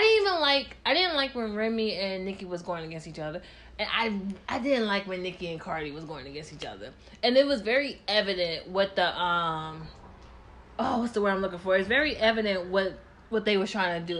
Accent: Tennessee, United States; I'm from Tennessee

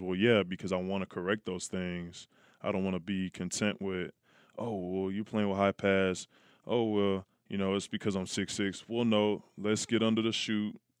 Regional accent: Oakland, California, United States; I grew up in Oakland

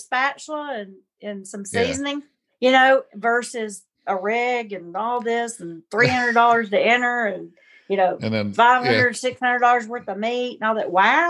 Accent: the South, United States; I'm a Southerner

